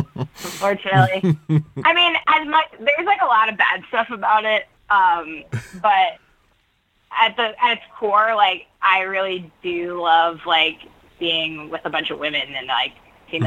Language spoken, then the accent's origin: English; Patchogue, New York, United States; moved away as an adult; also born or lived in North Shore, Long Island; now in Los Angeles, United States; I grew up in Patchogue near the Gateway Playhouse